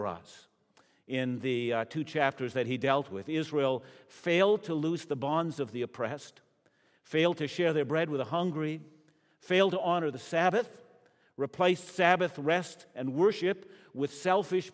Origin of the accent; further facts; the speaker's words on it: Canada; as a Canadian